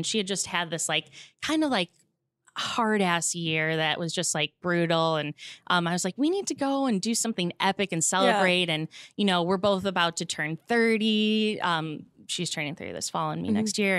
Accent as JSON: {"language": "English", "town": "Chicago", "region": "Illinois", "country": "United States", "tie": "born or raised there", "moved": "yes", "lives_now": "Los Angeles, United States", "said": "my hometown of Chicago."}